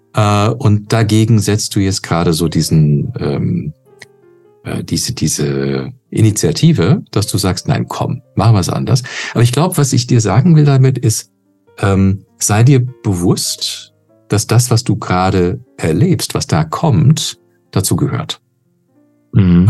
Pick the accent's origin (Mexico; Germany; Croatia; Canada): Canada; moved away; ich bin in Kanada geboren und aufgewachsen